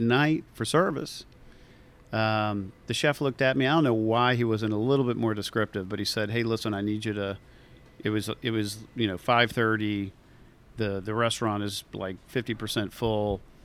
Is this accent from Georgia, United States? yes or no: yes; Atlanta, Georgia, United States; also born or lived in Savannah, Georgia / Lake of the Ozarks, Missouri; growing up in Atlanta